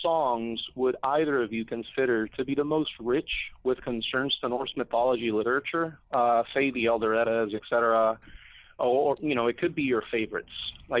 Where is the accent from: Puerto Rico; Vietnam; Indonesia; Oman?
Puerto Rico; I'm from Puerto Rico.